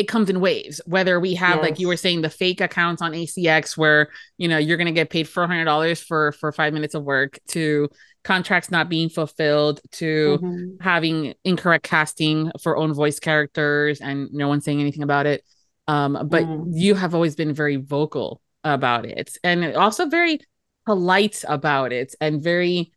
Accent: United States; first generation American, but Latin parents

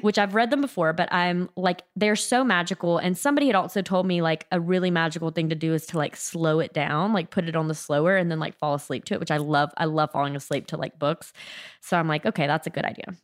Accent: South Mississippi, United States; also born or lived in New Orleans; I'm from South Mississippi, pretty close to New Orleans

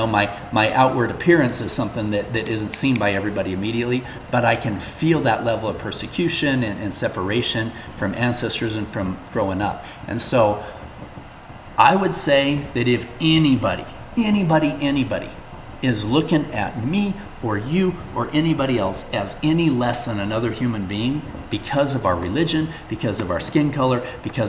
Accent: Salt Lake City, Utah, United States; I grew up here in Salt Lake City

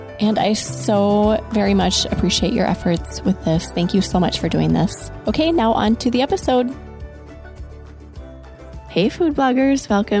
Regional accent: rural Iowa, United States; I grew up in rural Iowa

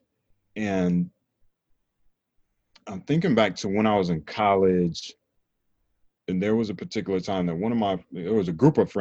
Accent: North Carolina, United States; growing up in North Carolina

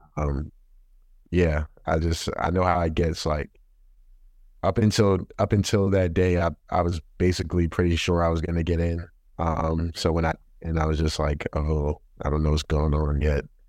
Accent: Baltimore, Maryland, United States; moved away as an adult; now in Boston, United States; I'm from Baltimore, Maryland. Uh, that's where I grew up, like, born and raised.

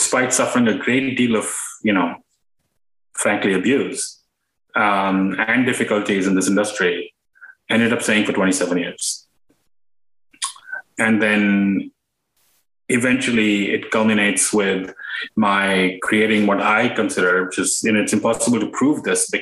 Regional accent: India; moved away as an adult; now in United States; I grew up in India, and I came to the U.S. for graduate school.

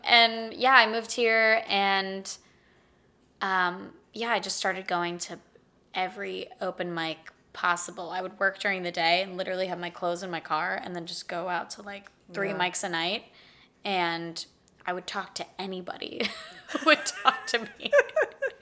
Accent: Pittsburgh, Pennsylvania, United States; moved away as an adult; now in Austin, United States; I am from Pittsburgh, Pennsylvania

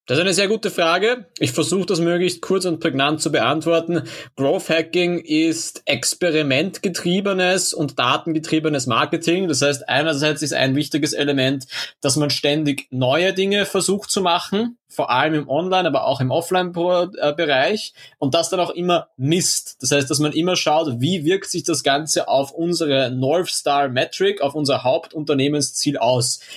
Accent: Austria; bei uns in Österreich

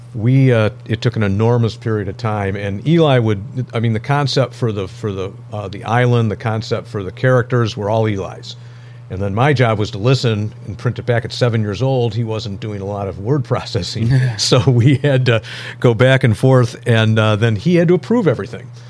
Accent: Royal Oak, Michigan, United States; moved away as an adult; I grew up in this area, grew up in Royal Oak

